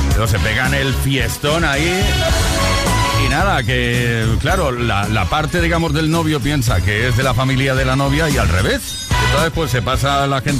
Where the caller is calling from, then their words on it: Valladolid, Castile and León, Spain; de Valladolid.